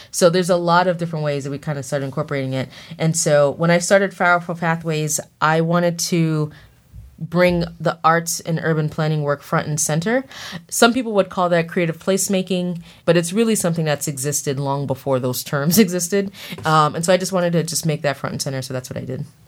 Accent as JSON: {"language": "English", "town": "Boston", "region": "Massachusetts", "country": "United States", "tie": "born or raised there", "said": "I grew up in Mattapan, which is a, a neighborhood of Boston, southern tip of Boston."}